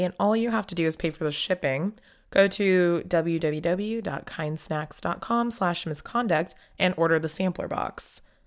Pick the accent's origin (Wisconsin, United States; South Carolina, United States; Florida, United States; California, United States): California, United States; Southern; growing up in Southern California